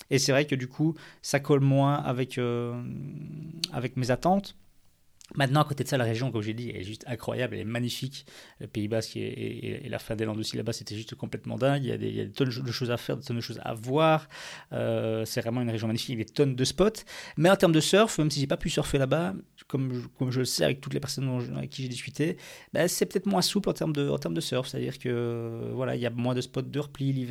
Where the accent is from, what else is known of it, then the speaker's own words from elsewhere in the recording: Belgium; on va, avoir le même climat que chez nous en Belgique, où il fait moche 9 euh, mois sur l'année.